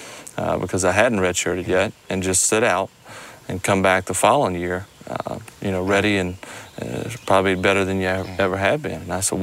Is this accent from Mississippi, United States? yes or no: yes; Mississippi, United States; Well, I'm from here. I'm from South Mississippi.